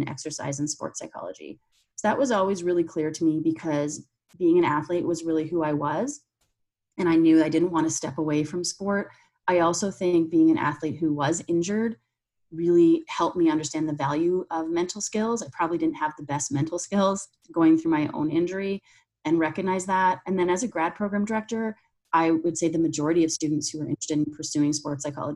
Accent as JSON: {"language": "English", "country": "Canada", "moved": "as an adult", "lives_now": "United States", "said": "I'm Canadian, so I went to university there"}